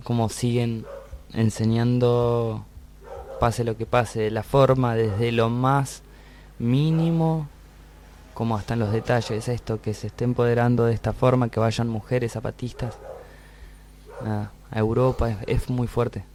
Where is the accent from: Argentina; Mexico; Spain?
Argentina; Nos fuimos de acá de Argentina cantando folclore casi tradicional con poquitas canciones nuestras y volvimos al año